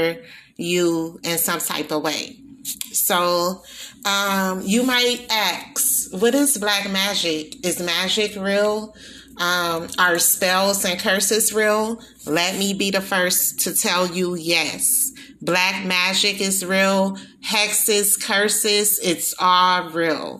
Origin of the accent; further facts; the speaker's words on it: Milwaukee, Wisconsin, United States; also born or lived in New Orleans, Louisiana; I was born in New Orleans. I was raised in Milwaukee, Wisconsin